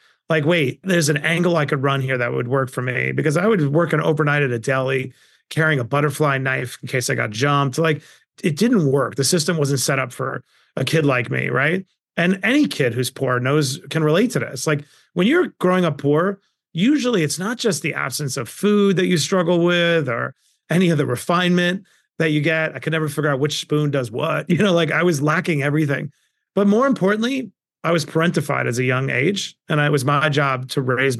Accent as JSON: {"language": "English", "town": "Queens", "region": "New York", "country": "United States", "tie": "born or raised there", "said": "I grew up in Queens, New York, in abject poverty."}